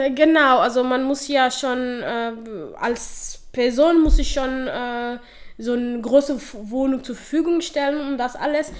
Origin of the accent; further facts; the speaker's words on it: Somalia; German is a second language; now in Dortmund, Germany; ich nenne Somalia meine Heimat. Das ist ja meine Heimat. Dort bin ich geboren und aufgewachsen.